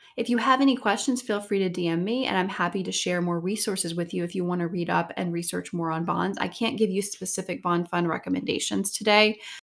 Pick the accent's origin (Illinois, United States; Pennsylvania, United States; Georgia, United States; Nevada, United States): Georgia, United States; Savannah; moved away; I'm from Savannah, Georgia originally